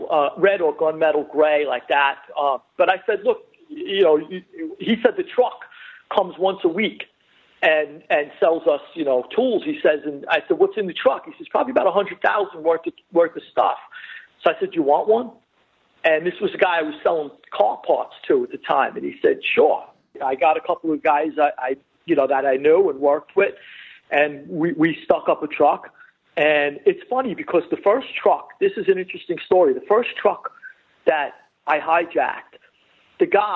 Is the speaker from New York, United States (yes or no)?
yes; New York City, New York, United States; I grew up in Flushing. I was born and raised right by Main Street and Casino Boulevard